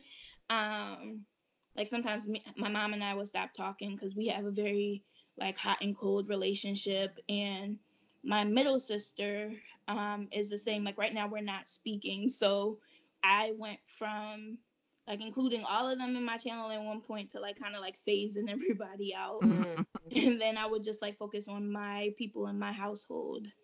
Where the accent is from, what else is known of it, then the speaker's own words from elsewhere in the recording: Jamaica; moved away; I was a child that was raised like barefoot, like I'm from Jamaica in the country, so we used to be outside barefoot